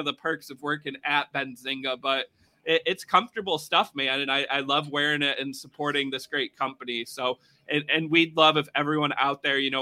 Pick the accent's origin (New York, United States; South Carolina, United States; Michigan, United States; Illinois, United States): Michigan, United States; in Michigan, right here, my home state